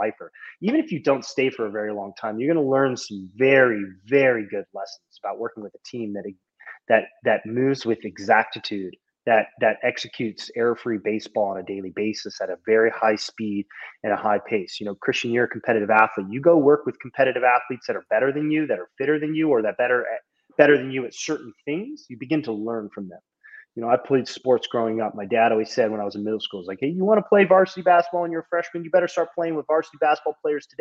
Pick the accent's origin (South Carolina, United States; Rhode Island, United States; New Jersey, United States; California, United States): California, United States; Southern; I'm from Southern California